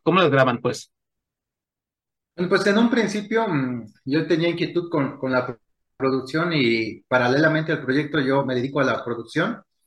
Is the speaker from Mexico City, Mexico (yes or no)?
no; Michoacán, Mexico; lo que para nosotros es ser michoacanos, tal cual, ¿no? Ser de, una comunidad